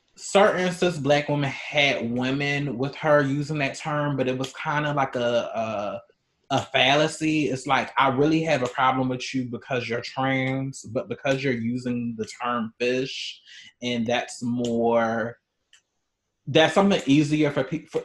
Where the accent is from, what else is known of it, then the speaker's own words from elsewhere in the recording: Baltimore, Maryland, United States; now in Chicago, United States; I'm originally from Baltimore